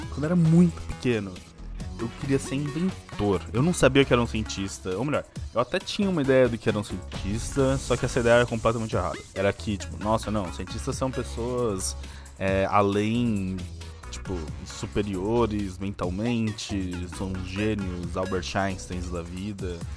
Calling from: São Paulo, Brazil; É, São Paulo.

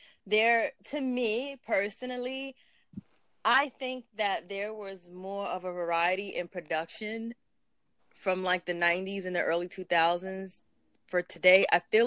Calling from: New York City, New York, United States; I'm calling from Brooklyn, New York.

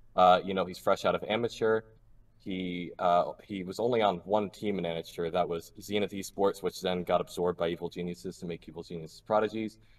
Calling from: Cranston, Rhode Island, United States; I'm calling from Cranston, Rhode Island

